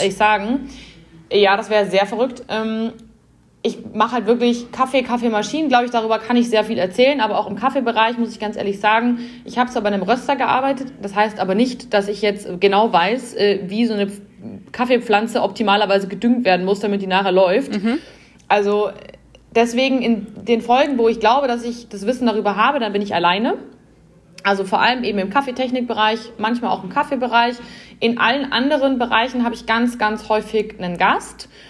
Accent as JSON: {"language": "German", "region": "Bavaria", "country": "Germany", "said": "bei uns in Bayern"}